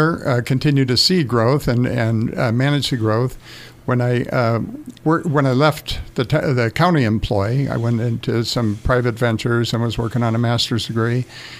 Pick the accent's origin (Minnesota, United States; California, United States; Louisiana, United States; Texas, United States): California, United States; Los Angeles; also born or lived in Santa Monica, California; now in Yucca Valley, United States; Raised in West Los Angeles and the San Fernando Valley and Santa Monica areas. Moved to the desert following, I graduated from California State University, Northridge, and moved to the desert. I was looking for a small town.